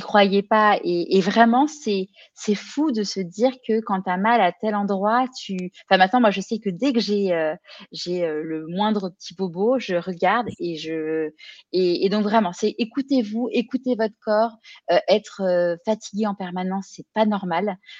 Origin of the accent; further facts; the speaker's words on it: Neuilly-sur-Seine, Île-de-France, France; moved away as an adult; also born or lived in Paris; now in Marseille, France; moi j'ai grandi à, à Neuilly-sur-Seine